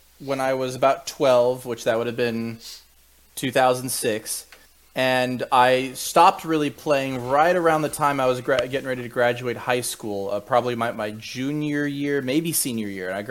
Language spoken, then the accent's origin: English; Orlando, Florida, United States; moved away as an adult; also born or lived in Gainesville, Florida; now in South Carolina, United States; I grew up, born and raised in Orlando, and I'd gone to school in Gainesville.